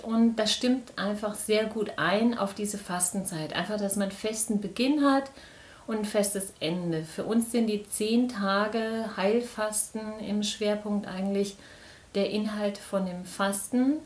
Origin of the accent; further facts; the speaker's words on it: Biedenkopf, Hesse, Germany; ich bin hier in Biedenkopf geboren